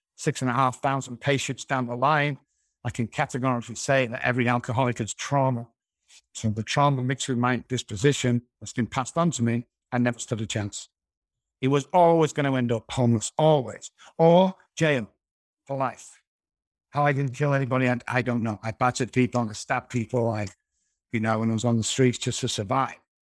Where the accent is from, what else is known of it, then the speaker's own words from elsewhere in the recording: Manchester, North West England, United Kingdom; moved away as an adult; now in San Antonio, United States; I'm originally from Manchester, United Kingdom